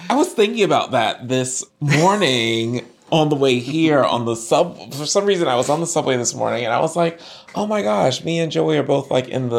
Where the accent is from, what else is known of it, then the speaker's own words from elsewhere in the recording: Virginia, United States; moved away; King Arthur I didn't see growing up in Virginia.